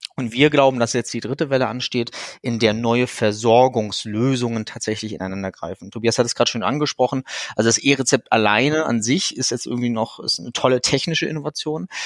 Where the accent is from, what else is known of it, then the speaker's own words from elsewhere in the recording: Rostock, Mecklenburg-Vorpommern, Germany; ich bin äh, ein gebürtiges Nordlicht, ich komme also aus Rostock